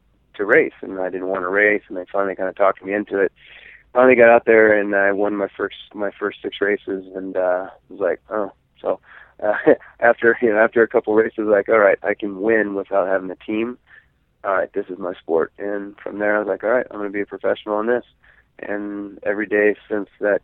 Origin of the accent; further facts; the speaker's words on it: Escondido, California, United States; born and raised in Escondido